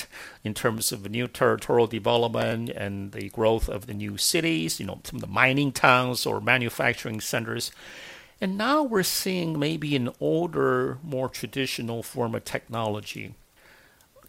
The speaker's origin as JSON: {"language": "English", "country": "China", "tie": "born or raised there", "moved": "yes", "said": "I remember growing up in China"}